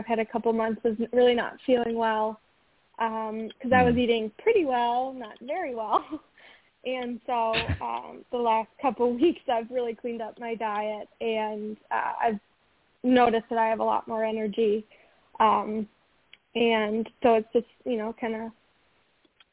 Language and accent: English; Osceola, Wisconsin, United States; my hometown of Osceola